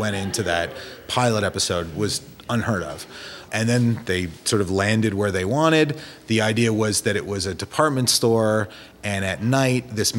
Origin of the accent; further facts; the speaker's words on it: Toronto, Ontario, Canada; I grew up in Toronto, so I went to Simpsons